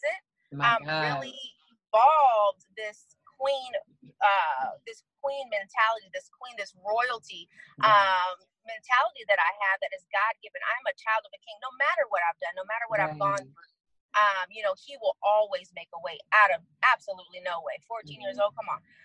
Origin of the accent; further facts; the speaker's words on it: San Diego, California, United States; moved away as an adult; now in Arizona, United States; I am currently in Arizona, but I'm a San Diego native, as you can say, born and raised in San Diego